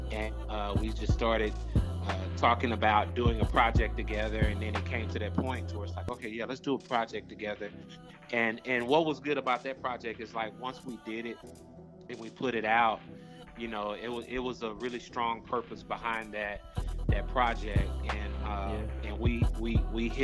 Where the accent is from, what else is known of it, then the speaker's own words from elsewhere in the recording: Waco, Texas, United States; I grew up in Texas. I grew up in Waco, Texas